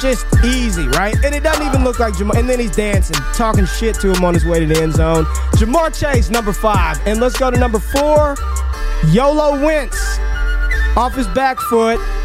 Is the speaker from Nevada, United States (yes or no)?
yes; Las Vegas, Nevada, United States; I grew up in Vegas